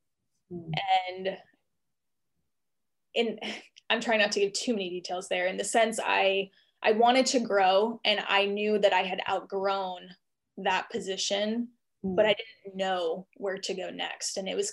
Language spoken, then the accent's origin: English; East Coast, United States; And we bounced around a little bit because I went to college in Austin, Texas, but I was from the East Coast.